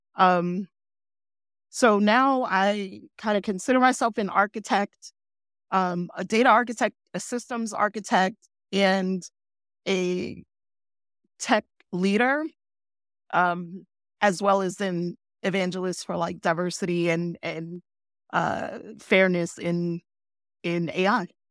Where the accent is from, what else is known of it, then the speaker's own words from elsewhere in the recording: New York City, New York, United States; moved away as an adult; I grew up in New York City